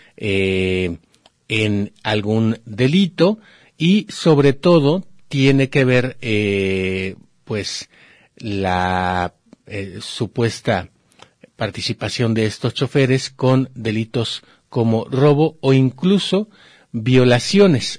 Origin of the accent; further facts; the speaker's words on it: Mexico; somos los mexicanos